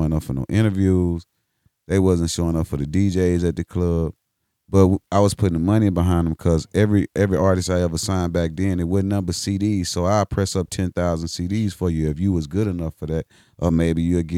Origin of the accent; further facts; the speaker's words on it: Huntsville, Alabama, United States; moved away; also born or lived in Atlanta, Georgia; I'm from Huntsville, Alabama